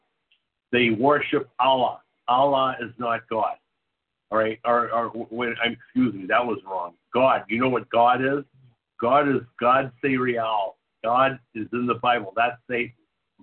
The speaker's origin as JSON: {"language": "English", "region": "New England", "country": "United States", "said": "I'm from New England."}